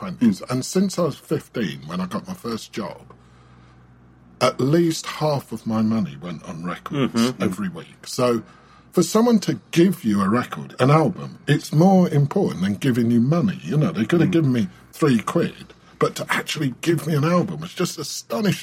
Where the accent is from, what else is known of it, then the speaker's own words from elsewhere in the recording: London, United Kingdom; I was from London